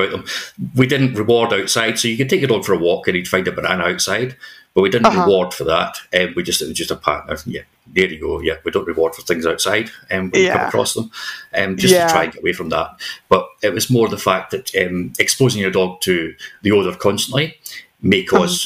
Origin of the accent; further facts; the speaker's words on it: Scotland, United Kingdom; moved away; also born or lived in New Zealand; here in Scotland, in my home country